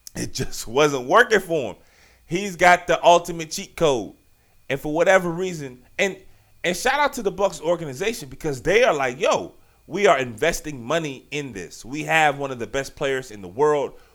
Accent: Richmond, Virginia, United States; I'm from Richmond

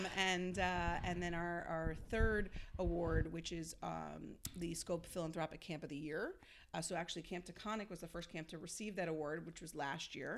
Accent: Long Island, New York, United States; I grew up in Long Island

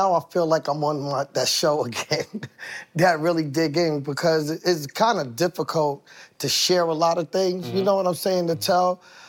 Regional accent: Queens, New York, United States; born there; Born in Queens General.

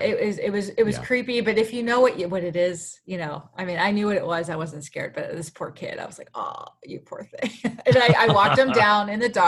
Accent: Pennsylvania, United States; I was from Pennsylvania

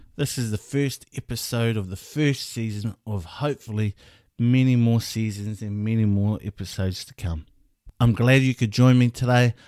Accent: Hamilton, Waikato, New Zealand; also born or lived in Wellington; I was born in Hamilton

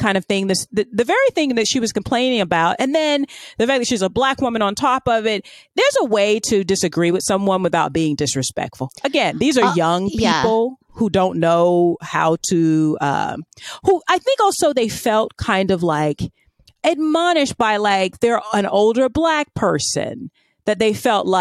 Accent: Florida, United States; I'm from Florida

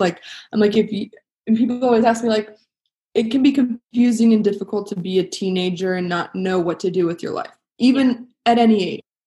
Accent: Los Angeles, California, United States; My dad is a famous actor, and so I grew up like in Hollywood

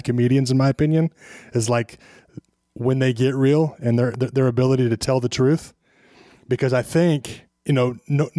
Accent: Kansas, United States; I've born and raised in Kansas

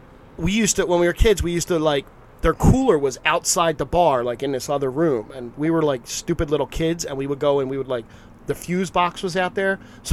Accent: Philadelphia, Pennsylvania, United States; born or raised there

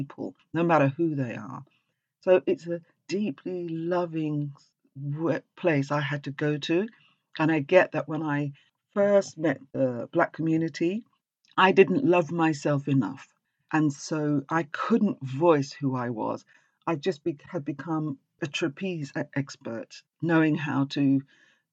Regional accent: England, United Kingdom; accent: English; there's plenty of us as black people speak with an English accent because we're English

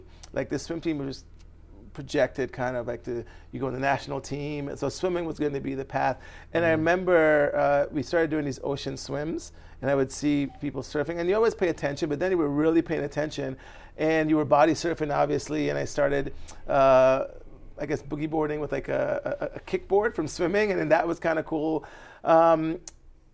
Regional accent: Barbados; now in New York, United States; I'm from Barbados. So when I grew up, I had that place

